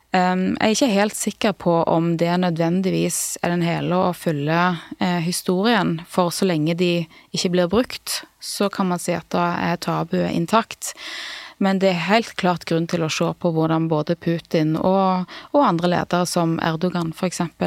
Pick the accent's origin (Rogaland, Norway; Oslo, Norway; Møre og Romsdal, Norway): Rogaland, Norway; Klepp; Vi kommer fra, fra Nordbraut